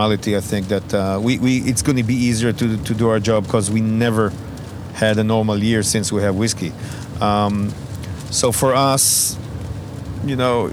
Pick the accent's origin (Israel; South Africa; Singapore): Israel; we're from Israel.